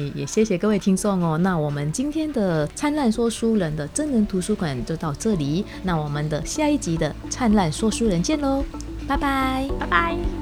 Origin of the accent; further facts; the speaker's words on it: Indonesia; Chinese is a second language; now in Taiwan; 我很小的时候，在印尼的时候，倒是有一点点打坐的习惯